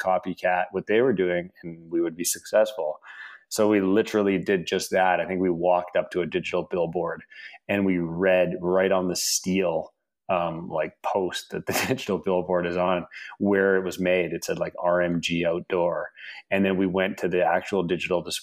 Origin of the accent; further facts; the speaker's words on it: Canada; moved away as an adult; also born or lived in Russia / Los Angeles, United States; we immigrated from Russia to Canada when I was about 4 and a half